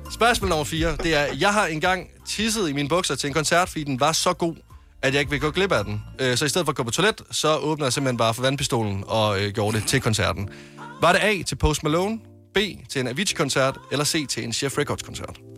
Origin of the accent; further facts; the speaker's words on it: Varde, Southern Denmark, Denmark; jeg kommer fra Varde i Vestjylland.